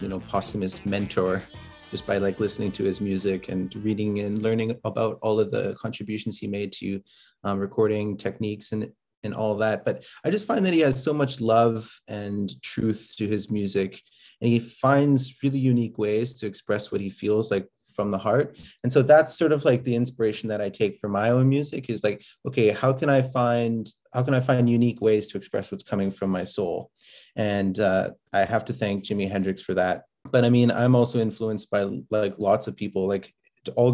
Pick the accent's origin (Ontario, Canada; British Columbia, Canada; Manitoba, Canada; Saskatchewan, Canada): Saskatchewan, Canada; Prince Albert; moved away as an adult; now in Edmonton, Canada; I grew up in Prince Albert, Saskatchewan, on the North Saskatchewan River